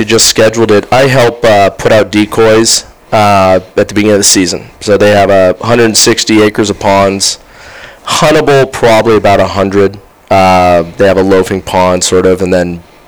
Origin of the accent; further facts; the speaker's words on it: the Bay Area peninsula, California, United States; also born or lived in Santa Clara County; now in Sacramento, United States; I grew up in the Bay Area, so I grew up on the peninsula